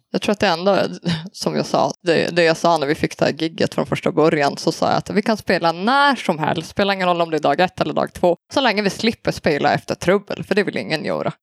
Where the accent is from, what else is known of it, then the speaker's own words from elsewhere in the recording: Söderhamn, Gävleborg County, Sweden; moved away as an adult; now in Luleå, Sweden; jag är ju då från Söderhamn från början i Hälsingland